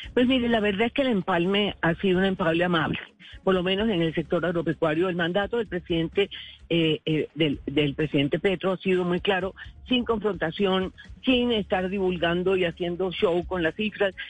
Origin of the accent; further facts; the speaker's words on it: Caribbean coast, Caribbean Region, Colombia; se lo digo como costeña